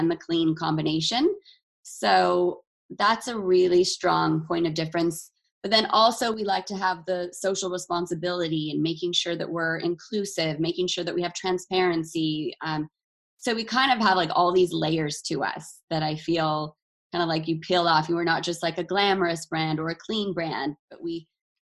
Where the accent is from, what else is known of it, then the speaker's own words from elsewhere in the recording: Utah, United States; growing up in Utah